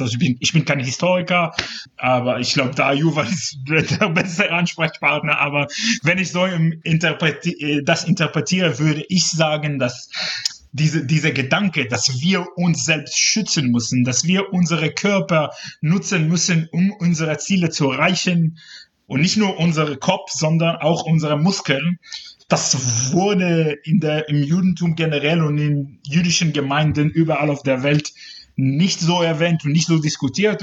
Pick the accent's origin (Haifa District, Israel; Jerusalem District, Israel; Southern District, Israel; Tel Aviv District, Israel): Southern District, Israel; Ashdod; first language Hebrew; German is a second language; moved away as an adult; now in Cologne, Germany; ich bin persönlich in Israel geboren und da äh, aufgewachsen, groß geworden, sozialisiert